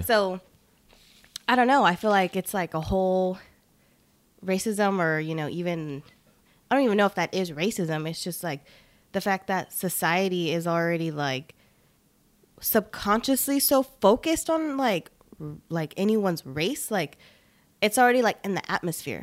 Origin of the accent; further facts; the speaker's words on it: Long Beach, California, United States; also born or lived in Bellflower, California / Los Angeles, California; now in Salinas, United States; I'm from L A. I'm from Long Beach, born in Bellflower